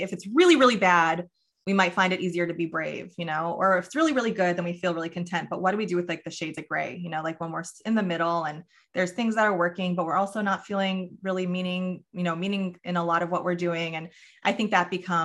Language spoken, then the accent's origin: English; New York, United States; I grew up in New York